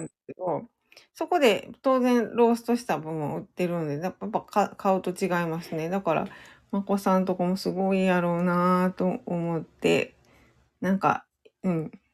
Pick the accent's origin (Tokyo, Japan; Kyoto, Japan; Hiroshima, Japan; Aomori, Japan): Kyoto, Japan; now in Osaka, Japan; 出身は京都です。京都の、京都市です。